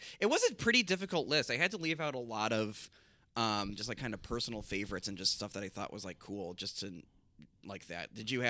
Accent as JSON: {"language": "English", "town": "Chicago", "region": "Illinois", "country": "United States", "also_born_or_lived": "Los Angeles"}